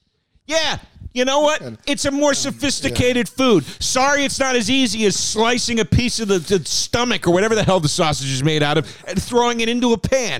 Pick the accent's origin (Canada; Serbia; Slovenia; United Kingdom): United Kingdom; It seems to me that bacon is far preferred by Americans, but as a Brit, I think that maybe because you haven't tasted the best sausages.